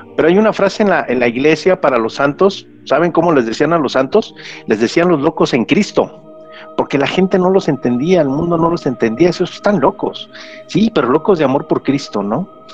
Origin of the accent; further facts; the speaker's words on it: Mexico; aquí en México decimos bien cachetona